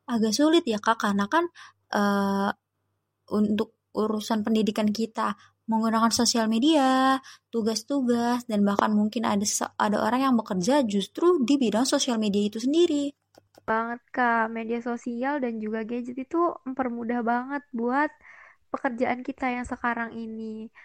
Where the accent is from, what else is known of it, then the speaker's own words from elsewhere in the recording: Bekasi, West Java, Indonesia; Asal aku juga sama nih kayak Kak Vita dari Bekasi.